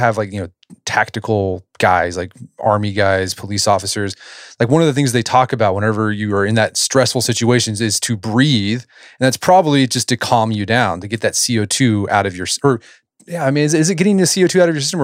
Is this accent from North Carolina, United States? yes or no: no; Tulsa, Oklahoma, United States; my hometown of Tulsa, Oklahoma